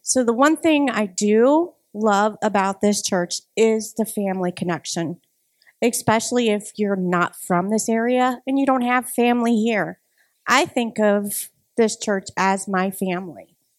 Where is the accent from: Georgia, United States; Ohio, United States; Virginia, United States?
Ohio, United States; moved away as an adult; now in Madison, United States; I am originally from Ohio